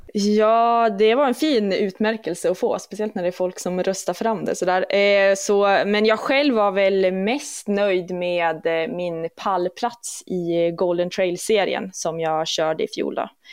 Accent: Umeå, Västerbotten County, Sweden; moved away as an adult; also born or lived in Jämtland; now in Duved, Sweden; har ju gått skola i Umeå, så att sen jag var, från att jag var 6 till att jag var 18 så var det ju platta Umeå som var hemmastaden

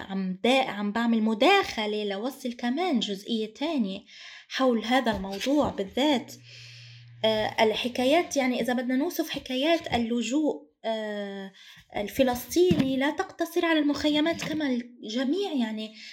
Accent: Palestine; now in Lebanon; أنا كمان من الفلسطينيات لهويتهم هوية لجوء وأيضا في لبنان

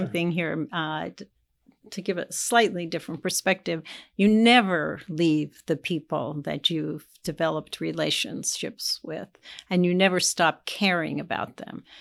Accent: East Coast, United States; moved away as an adult; now in Indianapolis, United States; I was from the East Coast

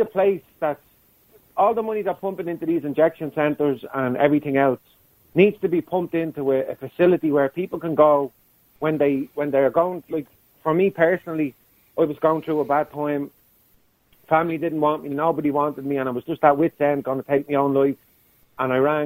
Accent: Dublin, Leinster, Ireland; when I was growing up in Blanchardstown

